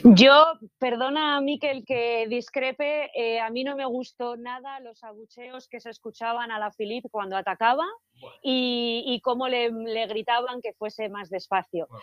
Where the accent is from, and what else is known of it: Spain